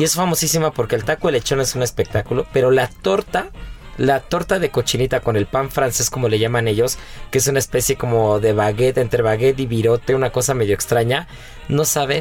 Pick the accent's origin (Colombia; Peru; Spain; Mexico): Mexico; nosotros como mexicanos